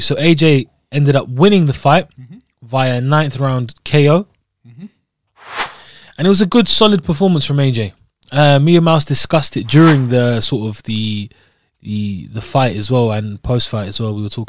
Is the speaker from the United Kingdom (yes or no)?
yes; Scotland, United Kingdom; I'm from regionally. I'm from Scotland